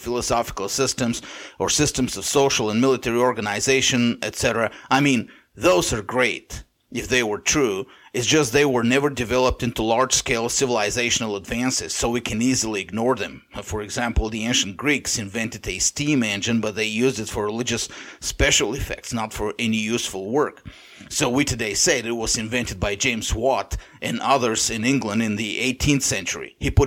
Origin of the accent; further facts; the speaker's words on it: Bulgaria; first language Bulgarian; English is a second language; my native language, Bulgarian